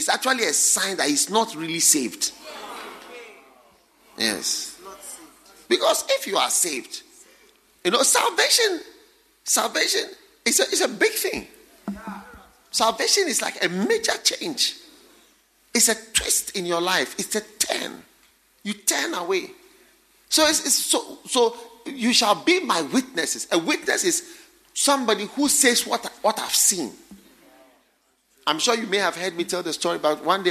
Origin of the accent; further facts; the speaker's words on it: Ghana; when I grew up in Ghana